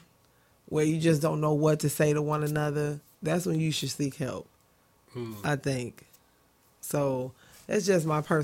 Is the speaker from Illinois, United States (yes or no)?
yes; Chicago, Illinois, United States; I'm a Chicagoan. I am. Born, bred, and fed.